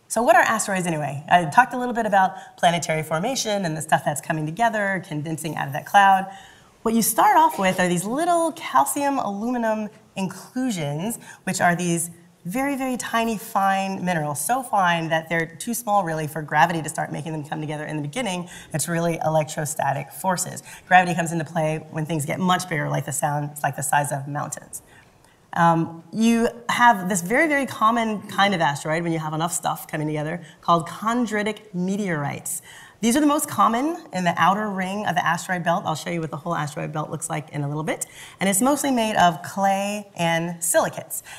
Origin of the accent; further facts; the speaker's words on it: Louisville, Kentucky, United States; I grew up in Louisville, Kentucky.